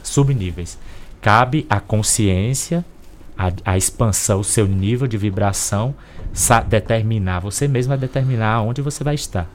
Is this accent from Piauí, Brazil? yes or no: yes; Corrente, Piauí, Brazil; Eu encarnei numa família de uma cidadezinha chamada Corrente Piauí